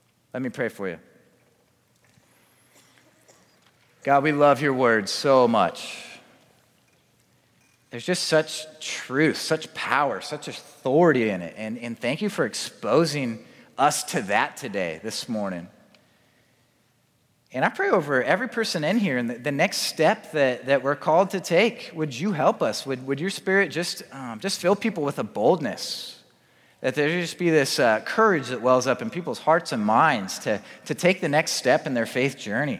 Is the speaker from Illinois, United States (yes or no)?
no; Spokane, Washington, United States; I grew up in Spokane